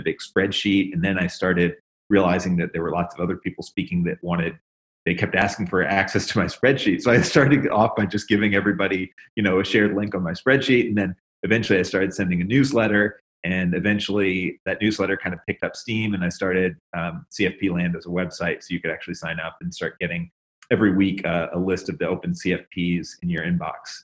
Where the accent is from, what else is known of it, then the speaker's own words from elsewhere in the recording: Memphis, Tennessee, United States; I'm from Tennessee, and uh, the blues is very big. I actually grew up in Memphis